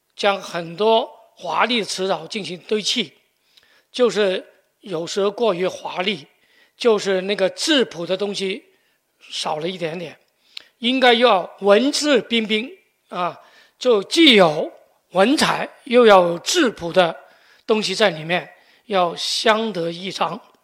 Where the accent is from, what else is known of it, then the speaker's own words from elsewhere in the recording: Guangzhou, Guangdong, China; 我们广州人